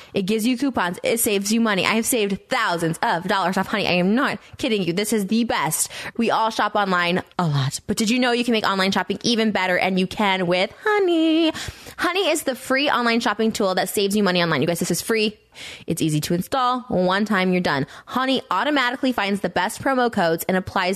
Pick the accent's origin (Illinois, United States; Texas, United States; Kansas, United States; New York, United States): Illinois, United States; Winnebago, Pecatonica; moved away; we grew up in towns like Winnebago, Pecatonica, Dakota